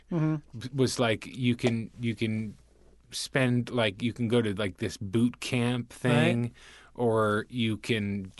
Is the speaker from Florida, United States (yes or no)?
yes; Miami, Florida, United States; Yeah, I grew up in Miami.